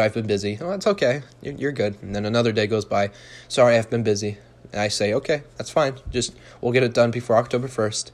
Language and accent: English; Utah, United States; I was born in Utah.